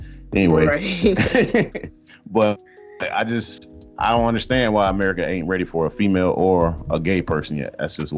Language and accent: English; Atlanta, Georgia, United States; I'm from Atlanta